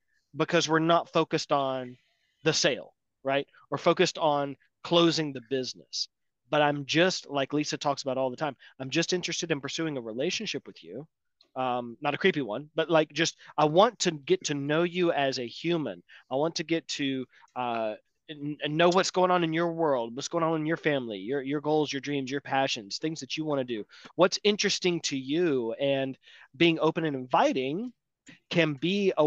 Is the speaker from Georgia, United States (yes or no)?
yes; Atlanta, Georgia, United States; I'm from Atlanta